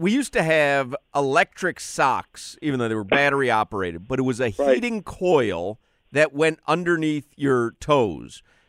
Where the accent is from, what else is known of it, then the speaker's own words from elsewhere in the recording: Chicago, Illinois, United States; I remember growing up in Chicago, so it was the 70s, and we had season tickets to the Bears.